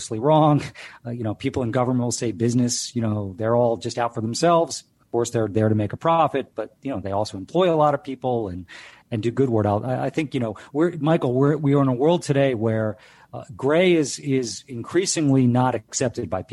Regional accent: Delaware, United States; I grew up in Delaware

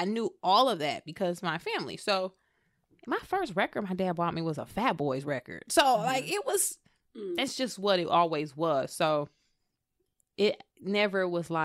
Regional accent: Flint, Michigan, United States; moved away as an adult; I grew up in Flint. And Flint in Michigan

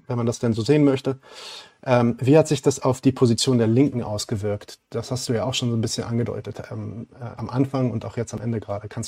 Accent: Palestine; ich bin Palästinenser, das heißt, ich sehe natürlich äh, antideutsche ähm, vor allem wenn ich mich so ein bisschen um Politik kümmere.

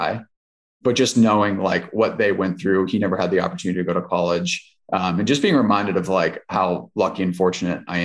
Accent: Southwest Ohio, United States; I'm from Southwest Ohio

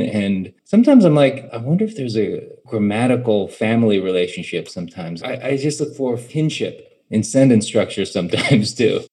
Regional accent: United States; growing up in America

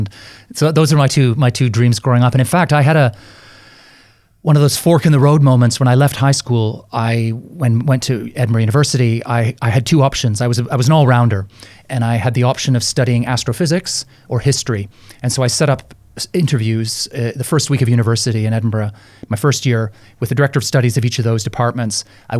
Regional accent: Canada; now in London, United Kingdom; Even though I've now lived more years in London than I lived in Canada, I still feel like I'm Canadian.

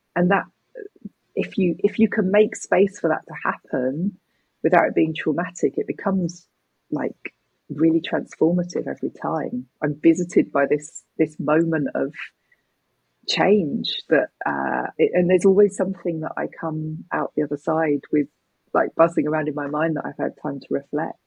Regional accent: United Kingdom; me as a British person

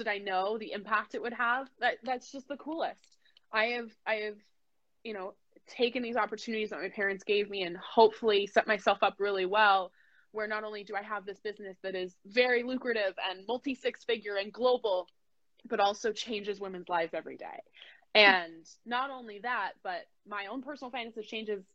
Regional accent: United States; I was born in the United States.

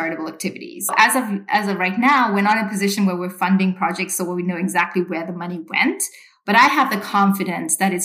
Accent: Sri Lanka; moved away; I grew up in Sri Lanka

